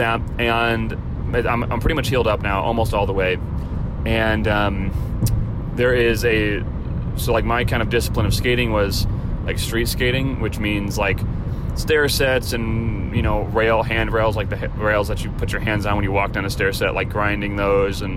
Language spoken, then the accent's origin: English; Chicago, Illinois, United States; now in California, United States; growing up in Chicago